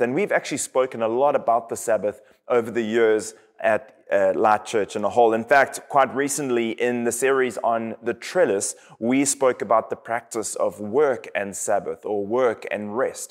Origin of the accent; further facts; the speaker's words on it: KwaZulu-Natal, South Africa; now in United States; I am from South Africa. And in my hometown on the east coast of South Africa